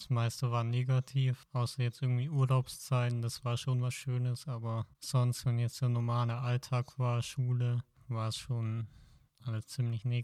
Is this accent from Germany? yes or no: yes; Backnang, Baden-Württemberg, Germany; Ähm, ich komme eigentlich aus der Nähe von Stuttgart, aus Backnang.